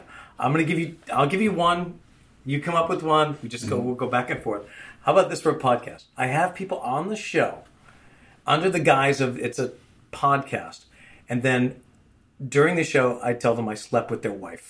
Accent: Boston, Massachusetts, United States; I'm a Bostonian

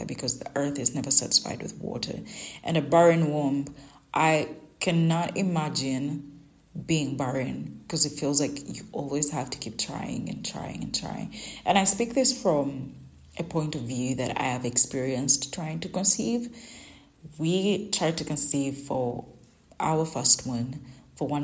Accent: Uganda; English is a second language; my local language, in my native language in Uganda

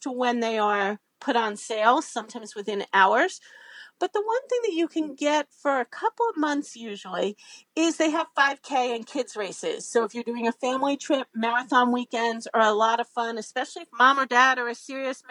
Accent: Northeast, United States; I'm from the Northeast

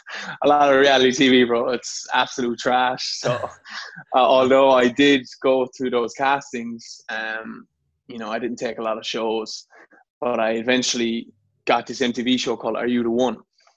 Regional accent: Ennis, Munster, Ireland; moved away as an adult; also born or lived in Brisbane, Australia; now in New York, United States; I'm from a small town called Ennis, County Clare in Ireland, which is like the southwest region of Ireland. My mother is actually American, so my mother's from New Jersey. So I always had that American passport.

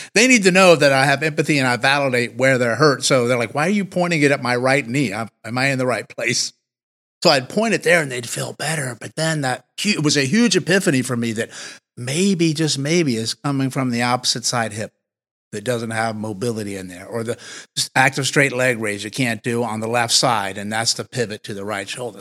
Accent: Martinsville, Virginia, United States; moved away; I actually grew up thirty minutes or so from where we are now. So I'm originally from the South, a Southern boy in Martinsville, Virginia.

